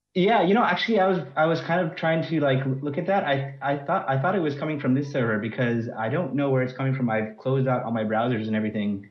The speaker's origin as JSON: {"language": "English", "country": "United States", "moved": "as an adult", "lives_now": "France", "said": "I'm actually American, but I've been living in France since about twenty eighteen"}